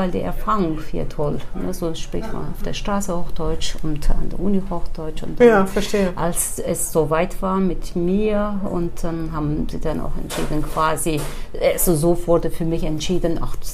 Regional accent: Turkey; now in Germany; ich bin geboren in der Türkei im kurdischen Teil.

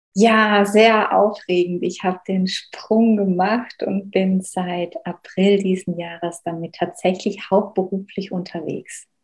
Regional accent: Black Forest, Baden-Württemberg, Germany; ich bin im Schwarzwald groß geworden

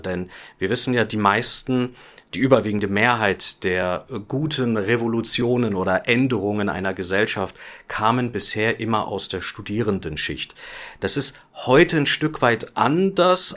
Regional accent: Germany; Ich bin ja auch Deutscher

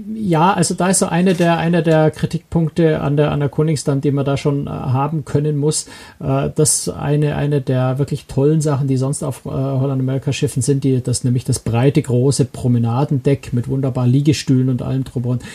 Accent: Germany; als Deutsche

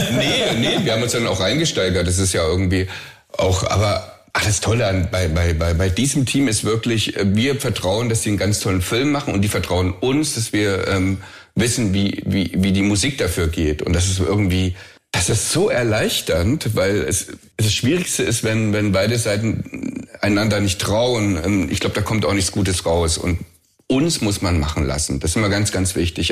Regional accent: the East, East Germany, Germany; ich bin im Osten groß geworden

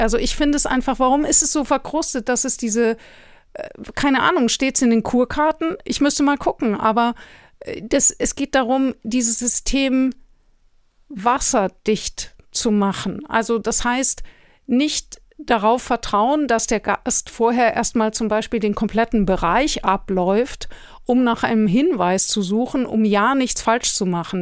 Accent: Germany; für uns als Deutsche

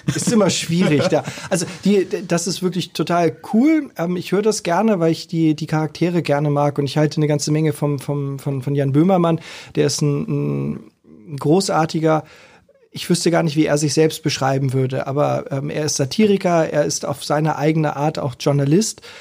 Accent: Hamburg, Germany; als Hamburger

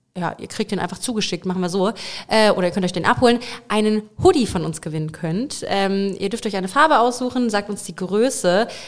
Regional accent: Eimbeckhausen, Lower Saxony, Germany; ich halt groß geworden bin in Einbeckhausen. Das ist bei Bad Münder

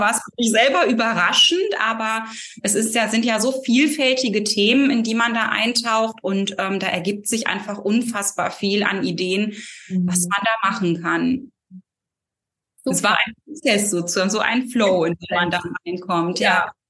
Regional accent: near Cologne, North Rhine-Westphalia, Germany; ich komme ähm, aus Nordrhein-Westfalen, der Nähe Kölns und lebe hier

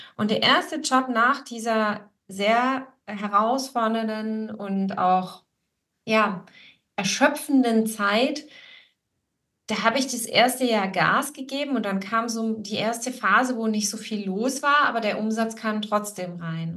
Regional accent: Swabia, Baden-Württemberg, Germany; ich bin ja hier in Schwaben geboren und aufgewachsen

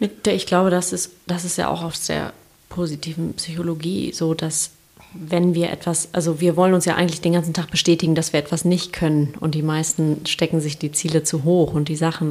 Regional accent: Kiel, Schleswig-Holstein, Germany; moved away; ich komme ja aus Kiel ursprünglich

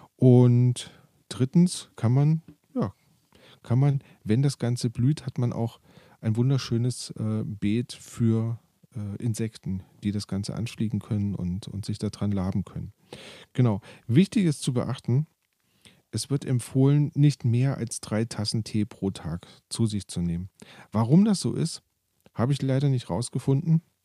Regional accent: Germany; Bei uns in Deutschland

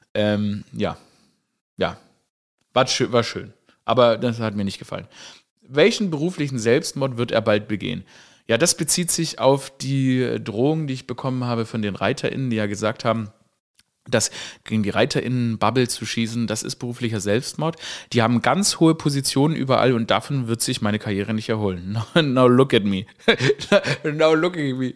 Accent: Stuttgart, Baden-Württemberg, Germany; ich bin ja in Stuttgart aufgewachsen

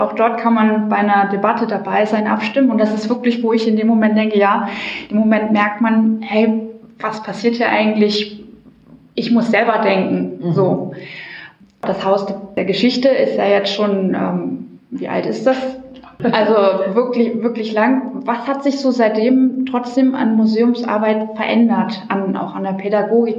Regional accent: Germany; wir als Deutsche

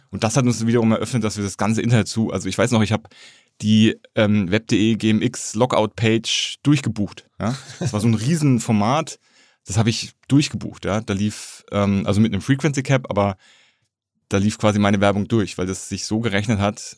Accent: Erlangen, Bavaria, Germany; moved away as an adult; also born or lived in Berlin; Zivildienst an der Kinderklinik Erlangen gemacht, wo ich herkomme

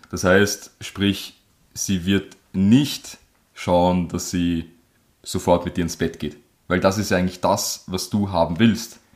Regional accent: Germany; moved away; da wo ich geboren bin, da steht ein Baum

